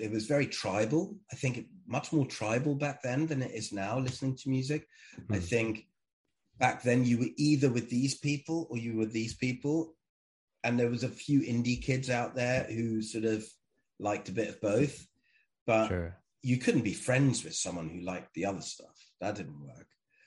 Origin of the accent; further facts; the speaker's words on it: Germany; I grew up in Germany